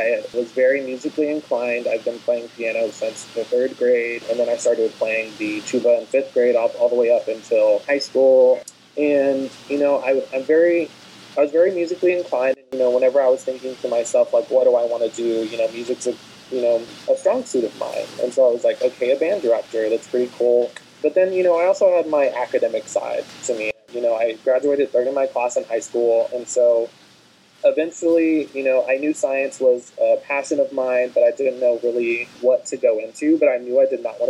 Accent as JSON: {"language": "English", "town": "Gonzales", "region": "Texas", "country": "United States", "also_born_or_lived": "Austin, Texas", "lives_now": "Galveston, United States", "said": "I'm originally from Gonzales, Texas, which is a very small town, around 8,000 people"}